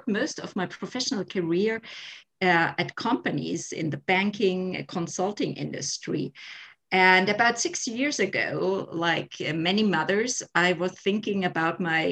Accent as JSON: {"language": "English", "country": "Germany", "also_born_or_lived": "Munich"}